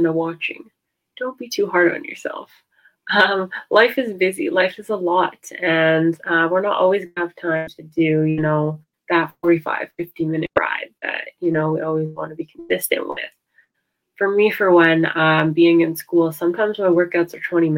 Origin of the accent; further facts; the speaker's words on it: suburb about 45 minutes from Toronto, Ontario, Canada; now in Toronto, Canada; So I'm in Toronto right now, basically right in Toronto. And then home is like a suburb about 45 minutes away.